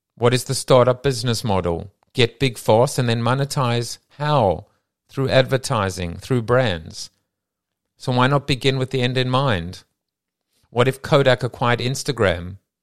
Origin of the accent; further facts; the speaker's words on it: South Africa; moved away; I come from South Africa where everyone wore a school uniform.